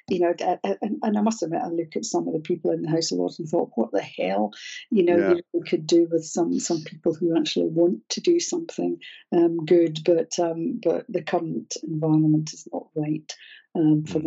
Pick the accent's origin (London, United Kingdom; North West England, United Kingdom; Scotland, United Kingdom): Scotland, United Kingdom; I'm Scottish